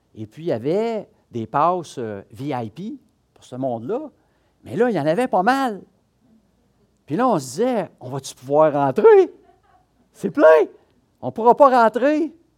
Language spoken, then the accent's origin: French; Quebec, Canada; on est du Québec